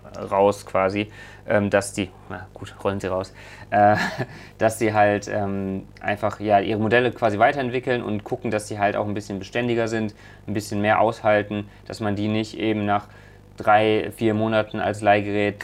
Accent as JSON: {"language": "German", "town": "Leverkusen", "region": "North Rhine-Westphalia", "country": "Germany", "tie": "born or raised there", "said": "hier in Leverkusen, äh, da weiß ich, äh, da wo ich aufgewachsen bin"}